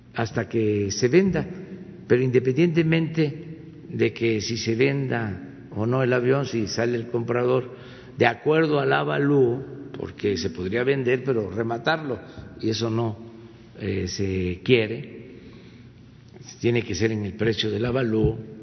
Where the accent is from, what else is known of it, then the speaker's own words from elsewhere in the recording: Mexico; mi pueblo